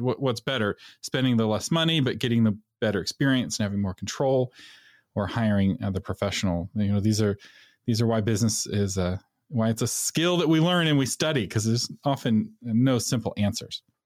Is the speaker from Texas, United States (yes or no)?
yes; Texas, United States; being a Texan